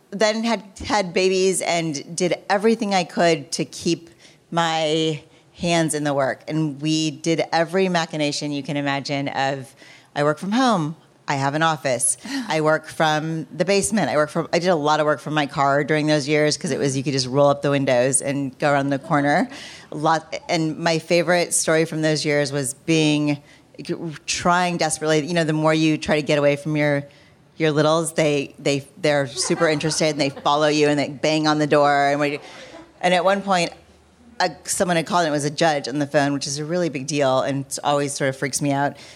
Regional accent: Michigan, United States; moved away; I was born in Michigan.

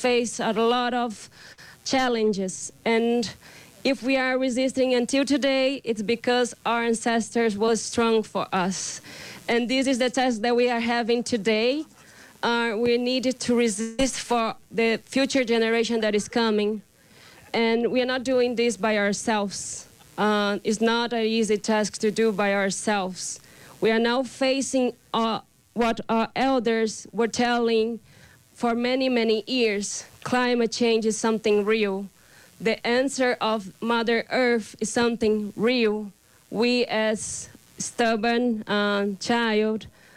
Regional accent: Brazil; English is a second language; I come from the Terena Nation from Brazil.

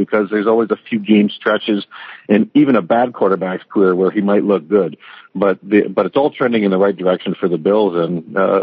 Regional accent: Windsor, Ontario, Canada; growing up in Windsor

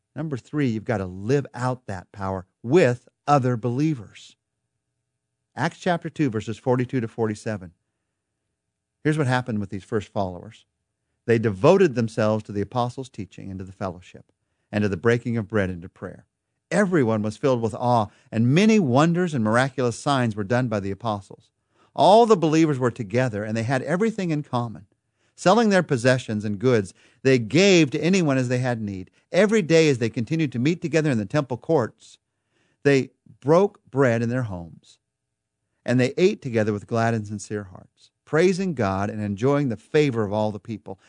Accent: United States; we're American

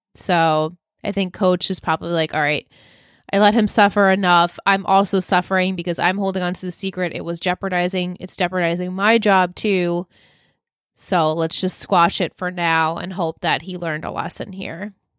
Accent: New York, United States; dad's from Pennsylvania, so they called it the clicker, Jimmy's, like everything was not, I mean, we're straight from Long Island.

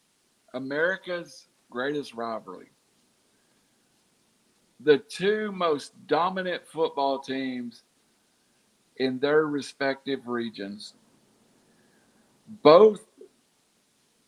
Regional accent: Chattanooga, Tennessee, United States; I'm from Chattanooga

